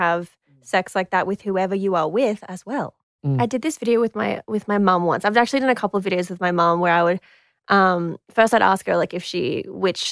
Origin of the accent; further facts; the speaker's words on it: Queensland, Australia; I'm from Queensland